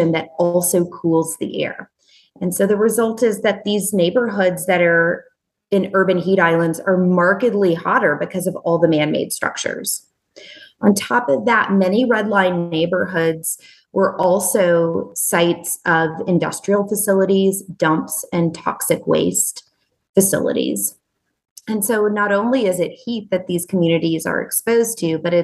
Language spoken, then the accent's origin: English; Nashville, Tennessee, United States; my hometown of Nashville, Tennessee